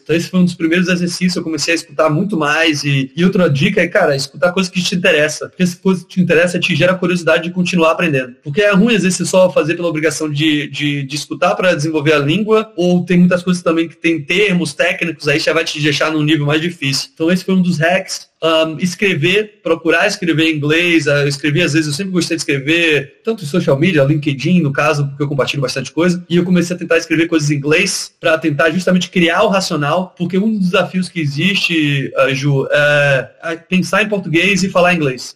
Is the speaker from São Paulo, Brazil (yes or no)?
no; Salvador, Bahia, Brazil; moved away as an adult; also born or lived in Porto Alegre, Rio Grande do Sul; eu sou natural de Porto Alegre, meu pai é gaúcho, ah, mas eu cresci na época de colégio e tal. Eu cresci em Salvador, Bahia